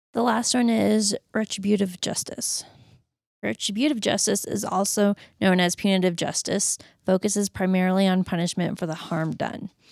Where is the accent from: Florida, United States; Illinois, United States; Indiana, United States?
Florida, United States; moved away; I'm originally from Florida